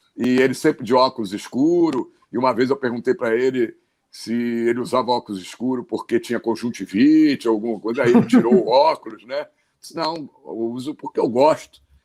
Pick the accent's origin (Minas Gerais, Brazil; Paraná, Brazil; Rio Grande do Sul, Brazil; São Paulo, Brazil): Rio Grande do Sul, Brazil; Pelotas; Eu sou de Pelotas